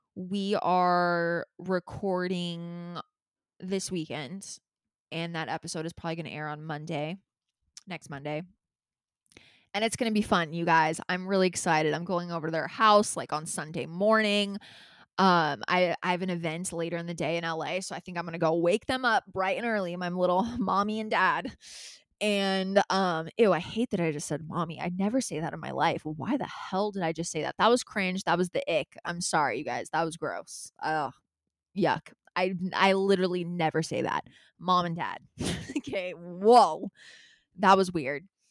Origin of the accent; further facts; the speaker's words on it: Calabasas, California, United States; I grew up in Calabasas